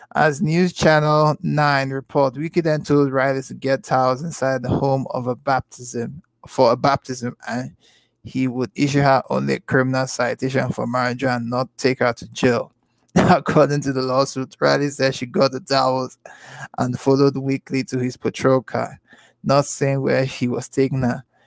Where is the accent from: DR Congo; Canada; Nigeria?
Nigeria; I'm from the continent, okay? I'm Nigerian, all right? From the Igbo tribe